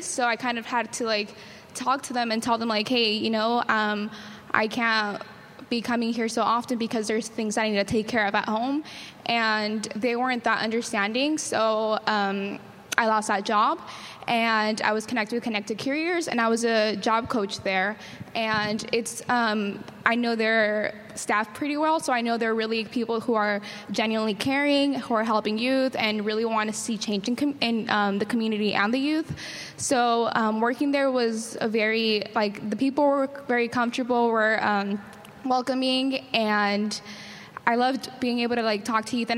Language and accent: English; San Diego, California, United States; I'm from City Heights